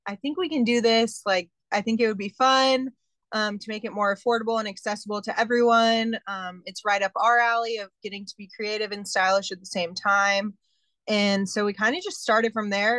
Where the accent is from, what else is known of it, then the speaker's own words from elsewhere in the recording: San Antonio, Texas, United States; also born or lived in St. Louis / Kansas; I was actually born in the Midwest in St. Louis, but have grown up and lived my whole life in San Antonio